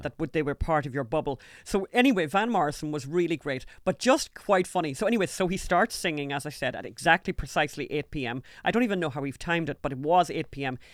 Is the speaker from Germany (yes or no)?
no; Ulster, Ireland; I'm from Ulster.